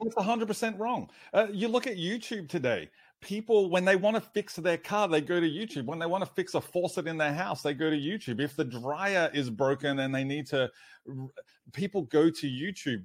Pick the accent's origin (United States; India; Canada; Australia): Australia